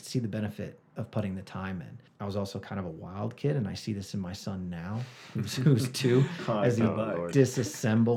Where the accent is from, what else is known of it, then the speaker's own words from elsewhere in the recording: Rochester, New York, United States; now in Flagstaff, United States; I grew up in outside of Rochester, New York